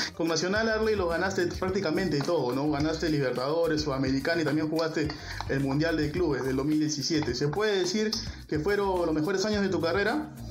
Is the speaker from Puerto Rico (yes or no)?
no; Peru